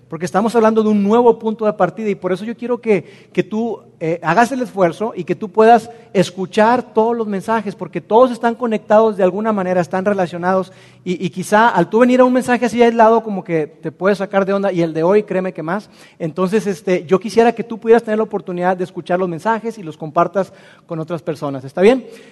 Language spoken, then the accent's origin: Spanish; Mexico; nosotros como mexicanos lo experimentamos